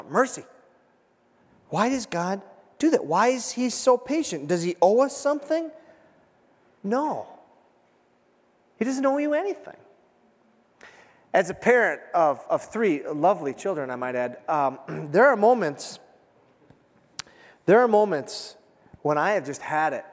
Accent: United States; as an American

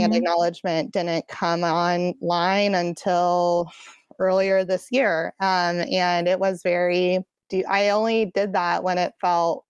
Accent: Atlanta, Georgia, United States; also born or lived in Seattle; that's my hometown

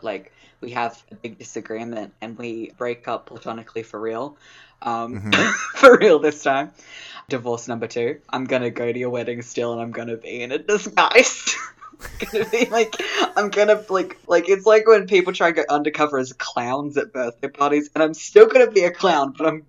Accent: Brooklyn, New York, United States; Hey, I'm from Brooklyn.

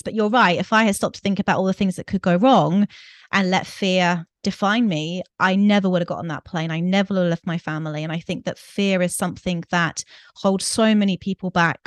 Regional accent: United Kingdom; moved away as an adult; also born or lived in Greece; I'm from the U K, I'm sure your listeners have picked up my accent

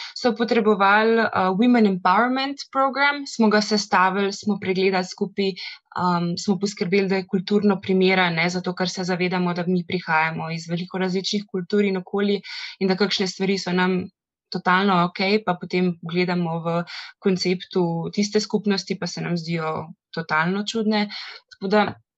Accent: Ljubljana, Slovenia; Jaz sem drugač iz Ljubljana, za Slovenijo, veliko mesto

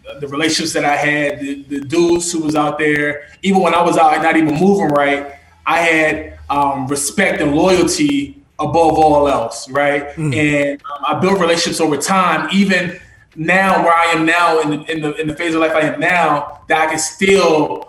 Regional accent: Charlottesville, Virginia, United States; born and raised in Charlottesville, you know, born in Prospect, raised in the county

